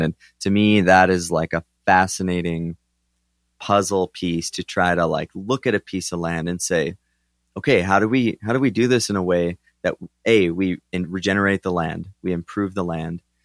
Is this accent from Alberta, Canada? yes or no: yes; southern Alberta, Canada; I'm from Alberta, Canada, so southern Alberta.